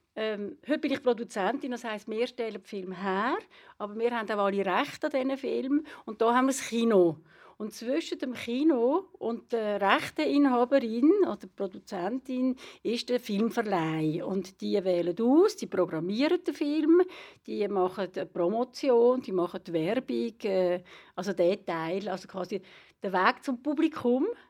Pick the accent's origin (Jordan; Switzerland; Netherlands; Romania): Switzerland; Lenzburg, Aargau; moved away as an adult; also born or lived in Solothurn; now in Zurich, Switzerland; ich bin eine Aargauerin. Ich bin eine Lenzburgerin und bin hier aufgewachsen und bin dann aber äh, kurz vor 20 äh, Richtung Zürich gezogen.